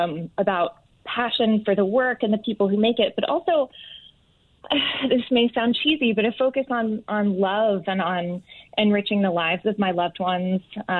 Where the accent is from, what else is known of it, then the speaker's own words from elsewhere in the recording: Atlanta, Georgia, United States; also born or lived in Manhattan, New York; now in New York City, United States; I am from Atlanta, yes.